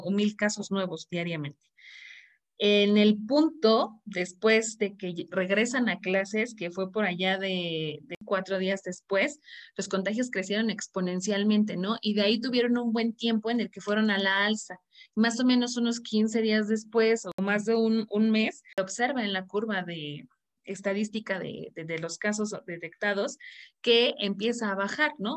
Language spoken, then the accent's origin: Spanish; Mexico; para mí como, como como mexicana